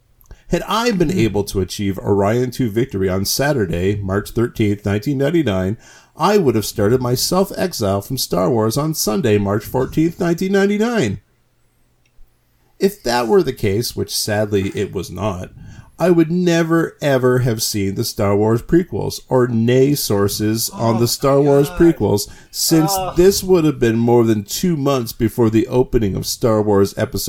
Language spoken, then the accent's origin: English; Canada; I'll bet that word's spelled correctly, but I'm Canadian.